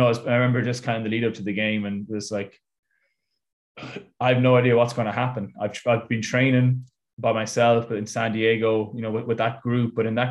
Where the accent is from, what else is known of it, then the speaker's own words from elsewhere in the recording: Ireland; moved away as an adult; also born or lived in Italy / United States; I'm Irish